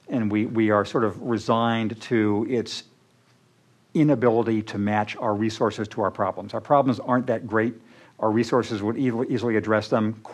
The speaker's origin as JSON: {"language": "English", "country": "United States", "said": "I'm American"}